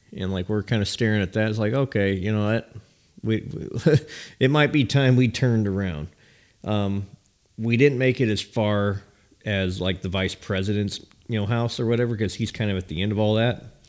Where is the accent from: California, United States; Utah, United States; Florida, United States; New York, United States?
California, United States; moved away; also born or lived in Nashville, Tennessee; as a kid living in California